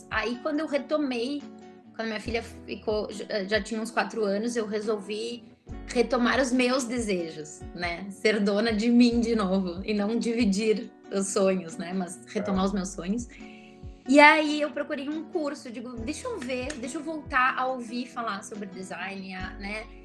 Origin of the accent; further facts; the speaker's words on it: Porto Alegre, Rio Grande do Sul, Brazil; accent: gaúcho; pelo meu sotaque, vocês vão ver que eu sou de Porto Alegre. sou gaúcha.